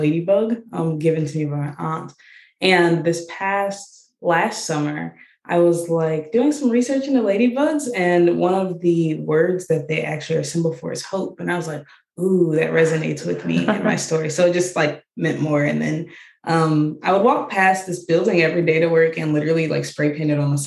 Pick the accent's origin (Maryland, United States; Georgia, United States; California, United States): Georgia, United States; now in Ohio, United States; I grew up in Georgia, actually. So it was a lot different from like the Ohio area.